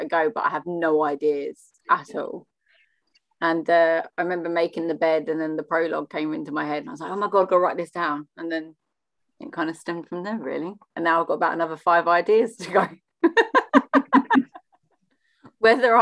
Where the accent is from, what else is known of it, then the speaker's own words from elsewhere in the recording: Watford, East of England, United Kingdom; now in Dover, United Kingdom; I'm originally from Watford